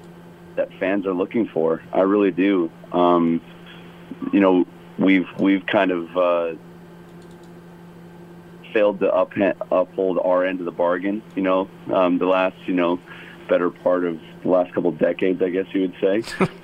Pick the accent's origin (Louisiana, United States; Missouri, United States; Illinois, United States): Illinois, United States; Chicago; now in Hawaii, United States; growing up in Chicago, I personally don't really understand it a whole lot. But I'm starting to see it now living out here.